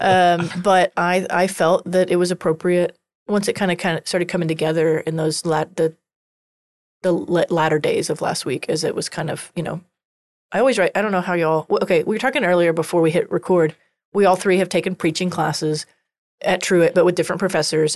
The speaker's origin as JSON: {"language": "English", "region": "Texas", "country": "United States", "accent": "Texas country", "said": "I have a coun-, Texas country accent sometimes."}